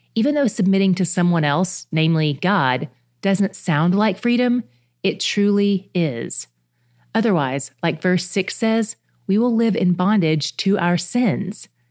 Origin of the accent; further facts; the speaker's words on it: the South, United States; I grew up in the South